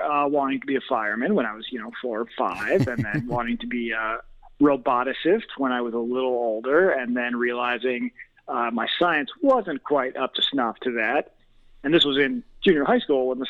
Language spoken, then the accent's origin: English; Chicago, Illinois, United States; accent: Midwest; also born or lived in London, England; I was born in London, England, to American parents. When I was about two, we moved to the suburbs of Chicago, and that is where I grew up